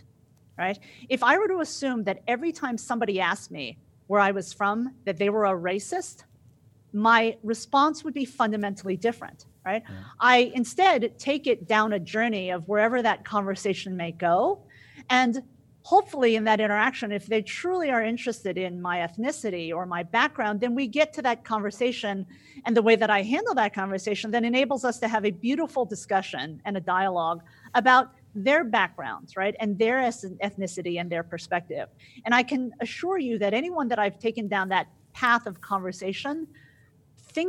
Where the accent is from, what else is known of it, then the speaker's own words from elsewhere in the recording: New Jersey, United States; also born or lived in Midwest; now in Dallas, United States; I live in Dallas right now, but I'm actually from Jersey, right? No, where are you really from? Oh, well, I am totally a Jersey girl, but if you mean where I was born in the Midwest